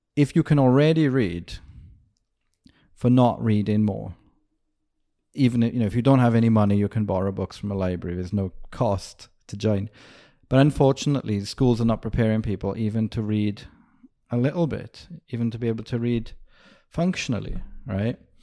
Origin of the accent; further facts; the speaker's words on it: Wales, United Kingdom; moved away; I grew up in Wales and it's next to England